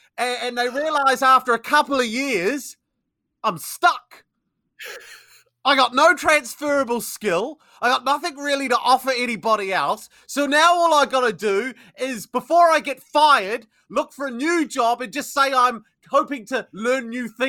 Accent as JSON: {"language": "English", "country": "New Zealand", "moved": "as an adult", "said": "So I'm from New Zealand originally. Yes, you'll probably tell from my accent it's not very English, although I might sound English to you because I've been here 20 years."}